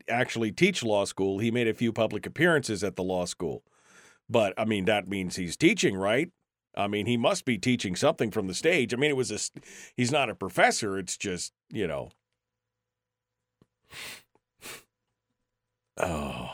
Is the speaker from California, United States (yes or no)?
yes; San Diego, California, United States; moved away; my hometown of San Diego